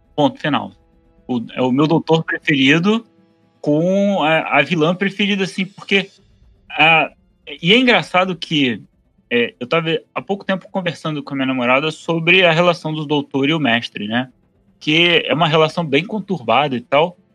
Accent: Rio de Janeiro, Brazil; eu sou do Rio

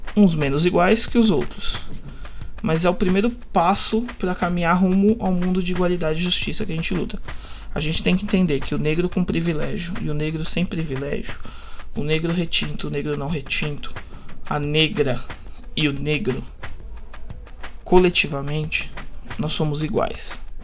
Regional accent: São Paulo, Brazil; Estudei a minha vida toda numa das escolas mais caras da zona leste de São Paulo

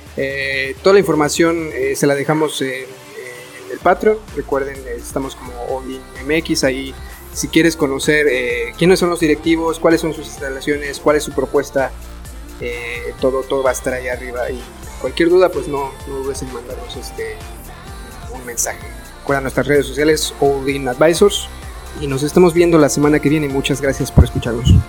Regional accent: Mexico; como mexicanos

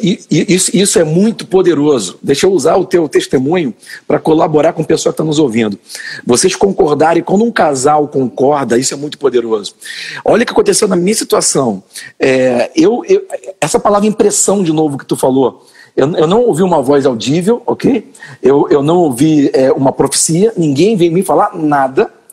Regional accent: Niterói, Rio de Janeiro, Brazil; eu nasci no Rio de Janeiro, mas eu quando, quando criança meus pais foram para Niterói, né? E porque a família da minha mãe era de Niterói

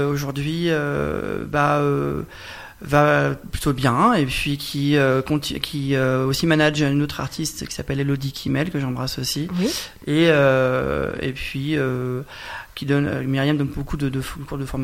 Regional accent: Hauts-de-France, France; ouais, je suis quelqu'un du Nord.

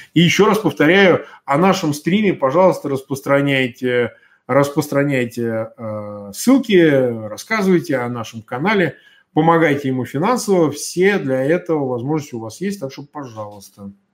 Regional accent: Russia; Я россиянин

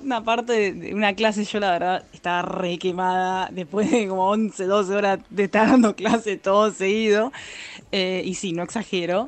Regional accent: Argentina; yo soy argentina

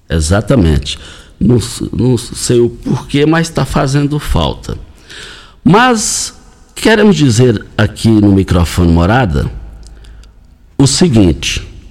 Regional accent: Goiás, Brazil; fomos criados lá no Parque Bandeirantes

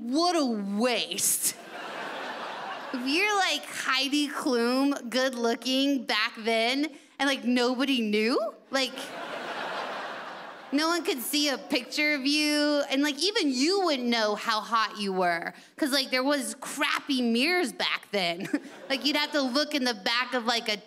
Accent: United States; I'm from America, your sister country

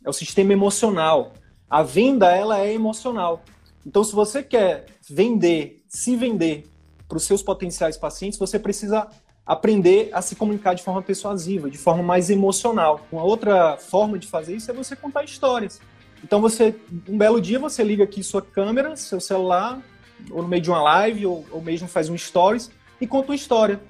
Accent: interior of the Northeast, Northeast Region, Brazil; eu sou do interior do Nordeste

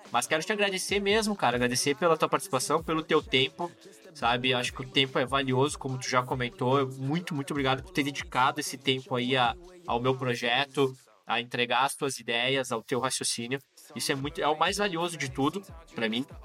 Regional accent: Rio Grande do Sul, Brazil; Sou carnívoro, sou gaúcho, então tu sabe, né?

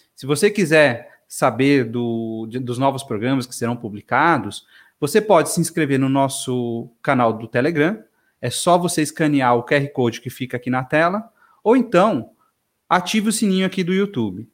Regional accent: São Paulo, Brazil; cresci aqui em São Paulo, capital

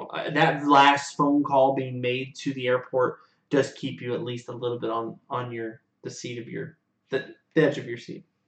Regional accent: United States; as an American people

